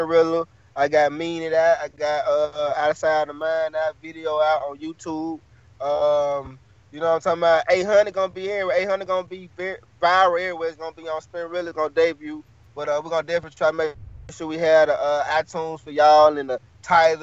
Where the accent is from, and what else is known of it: Greenville, Mississippi, United States; also born or lived in North Carolina / Los Angeles